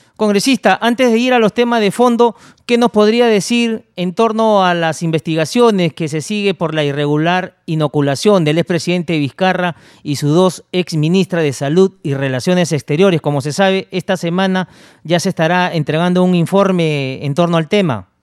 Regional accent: Peru; Somos peruanos

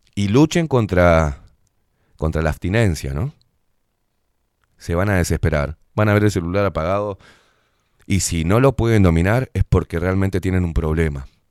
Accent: Uruguay; me sirve mi país, me sirve mi pueblo

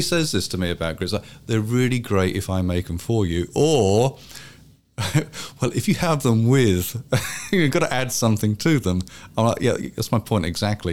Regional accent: London, United Kingdom; moved away as an adult; now in South Carolina, United States; growing up in London

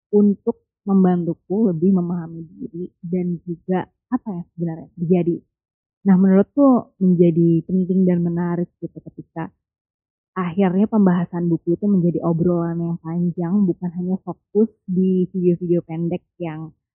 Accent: Java, Indonesia; aku orang Jawa

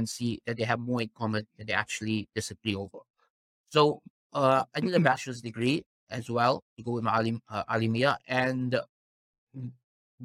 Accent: South Africa; Born and raised in South Africa, I'm actually fifth generation South African

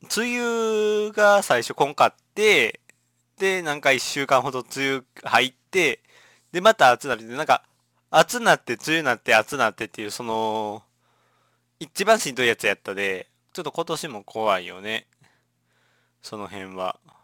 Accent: Shiga, Japan; 滋賀県出身なんで

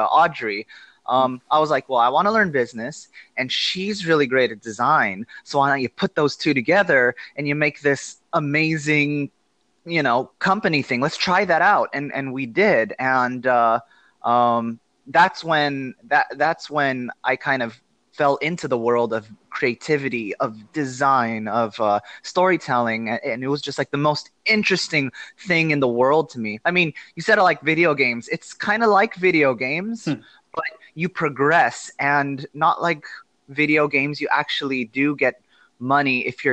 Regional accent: Los Angeles, California, United States; moved away as an adult; also born or lived in Philippines / China; I am born and raised in Los Angeles. I've been here my whole life

